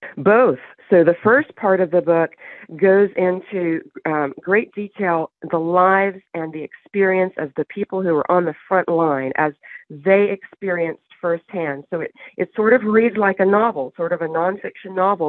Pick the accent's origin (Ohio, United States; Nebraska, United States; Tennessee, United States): Tennessee, United States; Waverly; And Waverly, Tennessee, where the main story of the book takes place, is my hometown